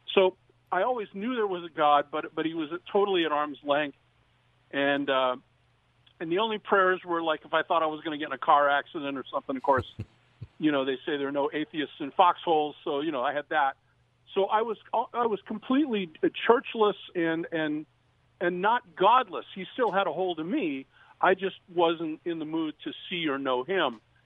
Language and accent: English; Downey, California, United States; now in Orange County, United States; I was born and raised in Downey, and um, now I live behind the Orange Curtain in Orange County